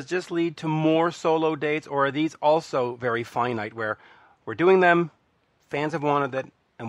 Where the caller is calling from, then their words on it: Montreal, Quebec, Canada; Montreal. And I would love to have one hand-delivered to Montreal.